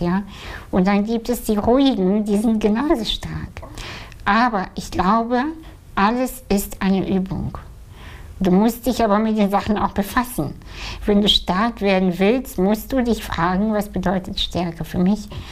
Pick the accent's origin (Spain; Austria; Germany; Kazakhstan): Kazakhstan; moved away; als Kind, ja, ich bin in einem Dorf aufgewachsen in Kasachstan